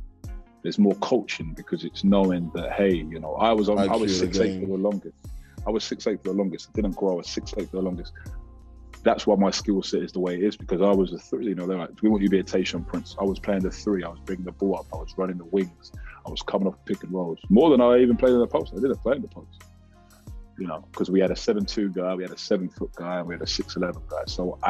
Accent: Jamaica; You know, I'm Jamaican, I'm not British.

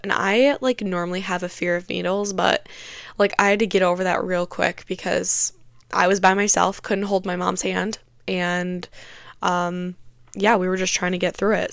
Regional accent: Michigan, United States; I am from Michigan

